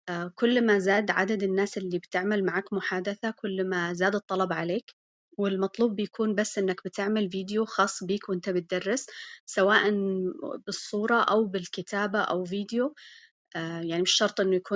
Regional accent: Malaysia; Arabic is a second language; أنا من ماليزيا

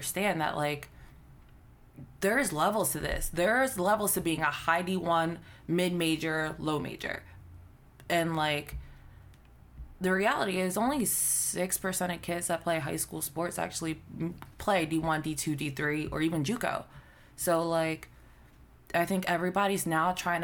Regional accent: Philadelphia, Pennsylvania, United States; I'm from Philly

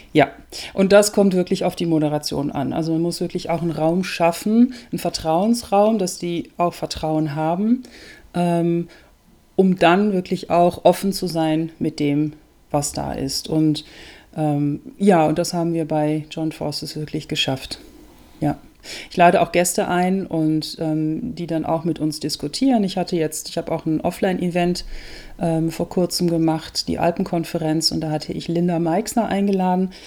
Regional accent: Germany; moved away as an adult; also born or lived in Netherlands; now in Austria; Ich lebe in Österreich, bin gebürtige Holländerin, habe viele Jahre in Deutschland gelebt, eigentlich fast mein ganzes Leben

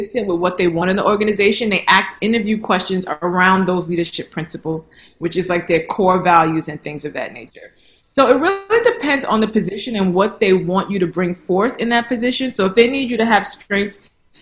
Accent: New York, United States; moved away as an adult; also born or lived in Nigeria; now in Dallas, United States; I am a New Yorker. I am a New Yorker at heart

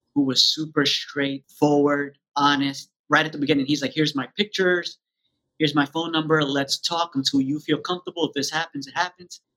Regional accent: New York, United States; I grew up in New York, born and raised

